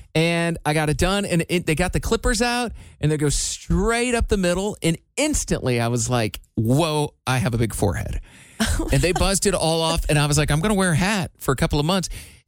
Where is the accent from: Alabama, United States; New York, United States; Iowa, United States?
Iowa, United States; moved away; since I moved away from Iowa, my parents have been 6.5 hours away at all times.